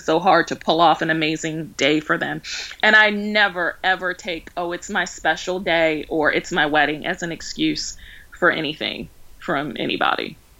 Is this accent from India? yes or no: no; Baltimore, Maryland, United States; now in Georgia, United States; I'm from Baltimore, so it was kind of a culture shock when we moved down here.